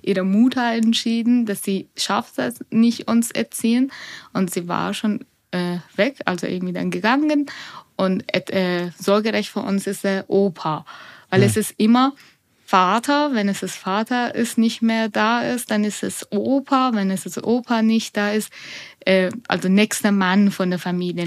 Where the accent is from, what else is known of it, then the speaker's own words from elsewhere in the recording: Iran; German is a second language; now in Nuremberg, Germany; ich bin schon in Iran geboren und aufgewachsen